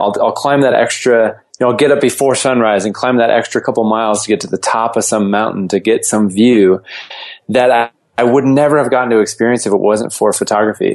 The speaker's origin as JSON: {"language": "English", "town": "Fort Collins", "region": "Colorado", "country": "United States", "tie": "born or raised there", "also_born_or_lived": "Boulder, Colorado", "said": "I, I, was born and raised in uh, Fort Collins, Colorado, and moved to Boulder for high school"}